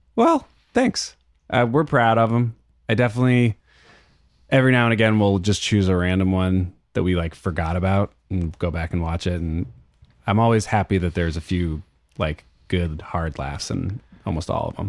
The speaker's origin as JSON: {"language": "English", "town": "Berkeley", "region": "California", "country": "United States", "tie": "born or raised there", "also_born_or_lived": "Oakland", "said": "I'm from Berkeley, so I grew up with the A's"}